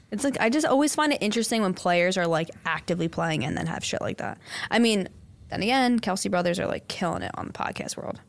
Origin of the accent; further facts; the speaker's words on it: Bensalem, Pennsylvania, United States; growing up in Ben Salem